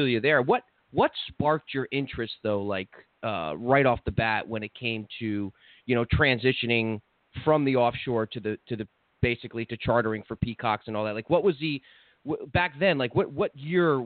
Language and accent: English; New Jersey, United States; now in South Florida, United States; I'm from New Jersey